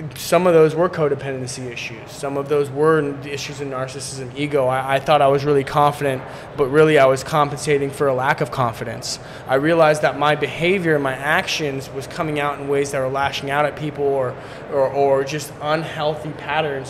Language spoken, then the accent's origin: English; Seattle, Washington, United States; also born or lived in Poland; now in San Diego, United States; I was born in Seattle but lived in Poland growing up back and forth like mainly during the summer